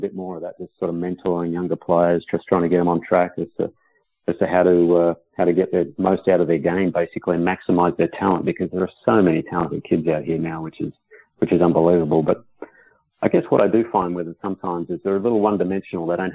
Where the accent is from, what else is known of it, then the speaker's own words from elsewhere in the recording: Perth, Western Australia, Australia; moved away as an adult; now in United States; it was in my hometown